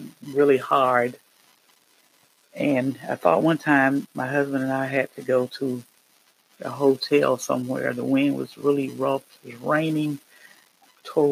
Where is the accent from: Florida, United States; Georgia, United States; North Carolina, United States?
North Carolina, United States; I am from the Carolinas, North Carolina